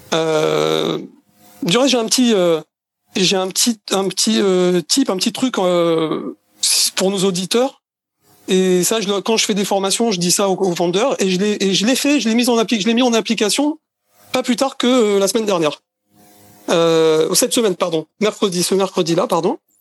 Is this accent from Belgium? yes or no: no; Marseille, Provence-Alpes-Côte d'Azur, France; also born or lived in Paris region; now in Israel; Je suis né à Marseille. J'ai habité 10 ans en région parisienne. Euh, et, maintenant, j'habite en Israël.